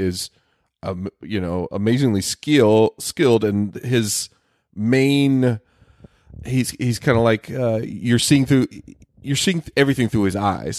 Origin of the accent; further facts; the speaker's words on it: the South, United States; moved away; I come from the South